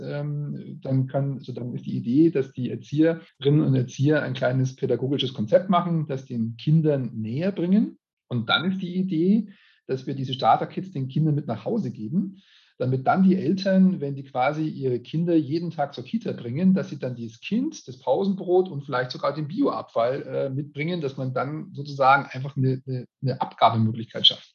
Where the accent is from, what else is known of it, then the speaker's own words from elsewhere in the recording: Regensburg, Bavaria, Germany; ich bin Regensburger